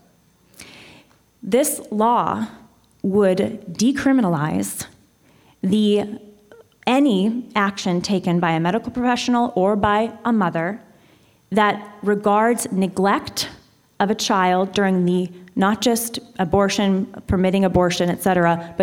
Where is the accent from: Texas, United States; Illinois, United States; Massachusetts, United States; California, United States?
California, United States; I'm from California. I love my state.